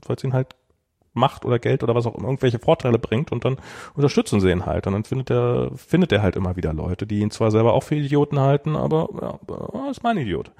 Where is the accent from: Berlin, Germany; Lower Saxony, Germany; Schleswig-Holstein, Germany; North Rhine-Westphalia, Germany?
Berlin, Germany; als ich ein Kind war, in einer Mainzer Straße, also es gab äh, in, einer, in, in Friedrichshain